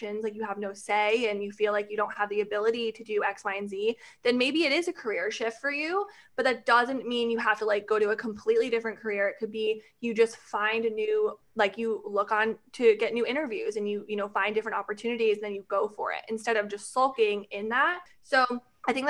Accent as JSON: {"language": "English", "region": "Connecticut", "country": "United States", "moved": "yes", "lives_now": "Florida, United States", "said": "I'm actually from Connecticut and now I live in Florida"}